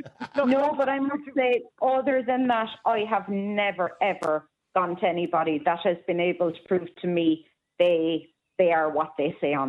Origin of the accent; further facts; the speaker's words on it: Cork, County Cork, Ireland; I'm from Cork, boy.